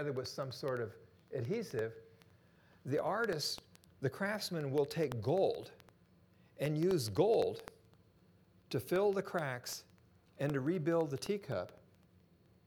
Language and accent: English; Japan; moved away; I was born and raised in Japan